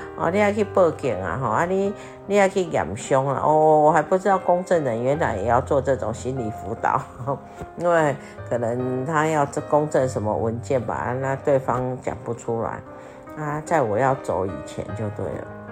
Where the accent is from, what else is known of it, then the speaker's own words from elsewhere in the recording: Taiwan; moved away; 我们台湾人